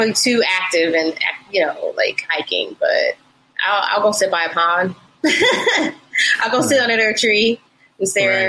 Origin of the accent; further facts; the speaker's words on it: Denver, Colorado, United States; moved away as an adult; also born or lived in Houston, Texas; now in Atlanta, United States; But growing up in Denver